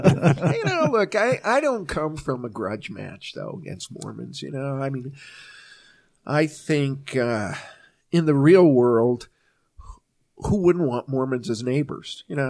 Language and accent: English; Massachusetts, United States; moved away as an adult; now in Utah, United States; So I grew up in Massachusetts, came out to Utah